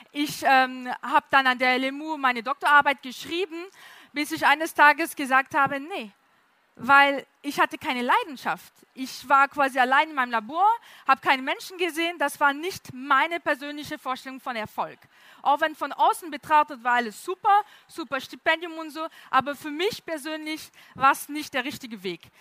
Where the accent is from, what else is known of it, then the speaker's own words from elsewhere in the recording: France; German is a second language; Äh, wie man hören kann, komme ich aus Frankreich, kann man sehr deutlich hören.